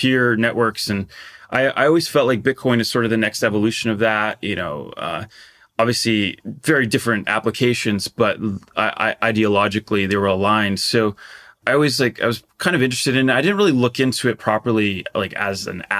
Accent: Portugal; I grew up in Portugal

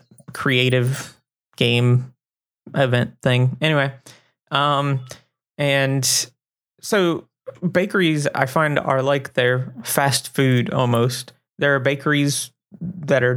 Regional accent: Florida, United States; moved away as an adult; now in Germany; I was born in Florida and grew up in Florida

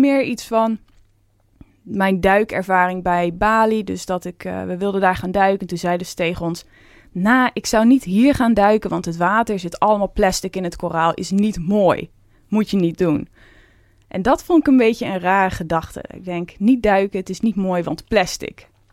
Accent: Veluwe, Gelderland, Netherlands; Dus ik kom ook van de Veluwe.

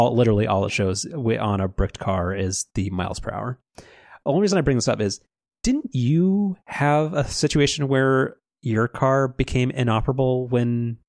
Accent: United States; I'm an American

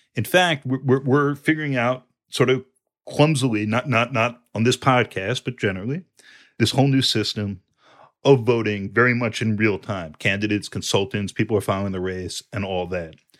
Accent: New York, United States; a New Yorker

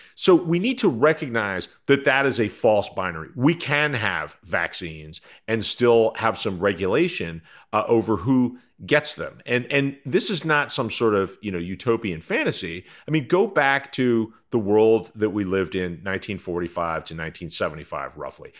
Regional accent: United States; as an American

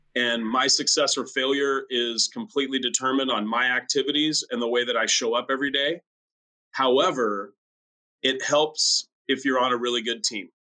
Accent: France; now in La Quinta, United States; my home country of France

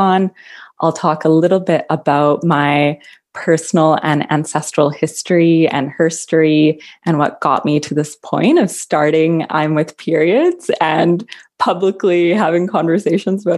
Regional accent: Vancouver, British Columbia, Canada; moved away as an adult; now in Halifax, Canada; I was born and raised in Metro Vancouver, Canada, which is on the far west coast.

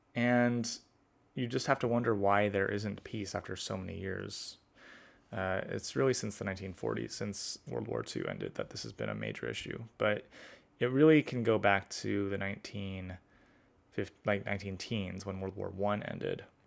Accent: United States; as an American

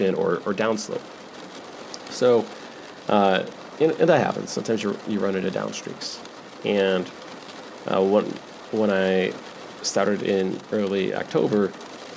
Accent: West Michigan, United States; moved away as an adult; also born or lived in Las Vegas, Nevada; Even though I'm from technically West Michigan, my adult life, I am from Vegas.

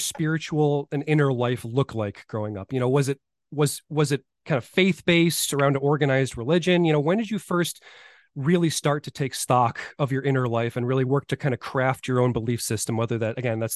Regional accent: Buffalo, New York, United States; I'm from Buffalo, New York

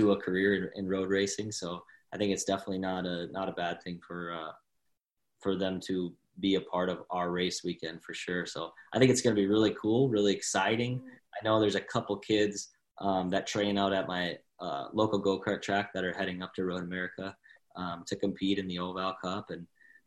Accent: White Bear Lake, Minnesota, United States; now in Texas, United States; White Bear Lake, where I grew up in Minnesota. So it's actually my hometown technically, where I grew up and went to high school and stuff

